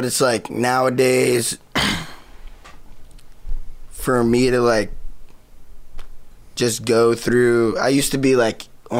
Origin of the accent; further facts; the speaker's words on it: New Jersey, United States; I was still in Jersey, like fucking... Yeah. Like in my hometown, just like...